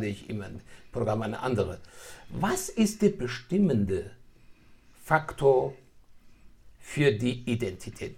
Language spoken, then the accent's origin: German; Iran; moved away; ich bin in Persien geboren, ich bin aus einer schwedischen Tradition gekommen und dann doch mich weiterentwickelt habe dann bin ich hierher gekommen